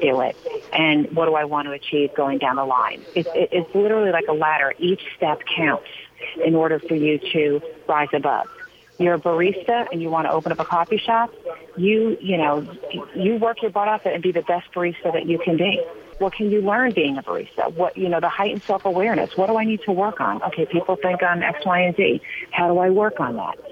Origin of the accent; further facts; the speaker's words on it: Long Island, New York, United States; I grew up on Long Island, and uh, like many kids on Long Island, we went fishing